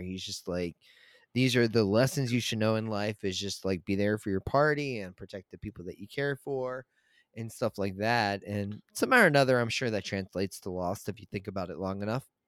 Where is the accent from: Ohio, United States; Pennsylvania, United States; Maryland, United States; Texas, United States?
Maryland, United States; Chesapeake Beach; I grew up in, um, where I grew up at in Maryland, um, Chesapeake Beach